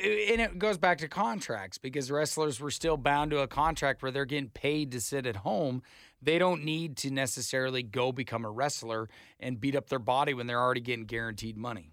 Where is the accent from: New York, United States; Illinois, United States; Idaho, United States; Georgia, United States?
Idaho, United States; I'm from Idaho